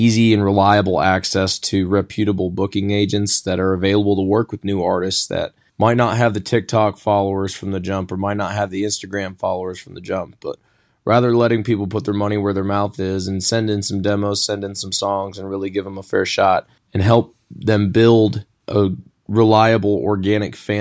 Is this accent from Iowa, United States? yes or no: yes; Sioux City, Iowa, United States; now in Nashville, United States; I'm originally from Sioux City, Iowa, and now based out of Nashville, Tennessee.